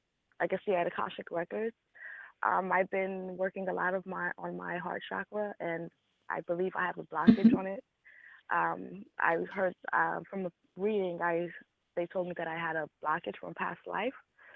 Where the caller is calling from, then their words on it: New York City, New York, United States; I'm calling from Brooklyn.